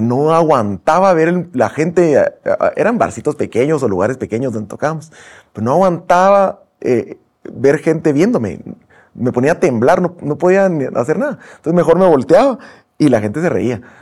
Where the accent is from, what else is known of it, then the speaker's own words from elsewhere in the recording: Guatemala; como guatemaltecos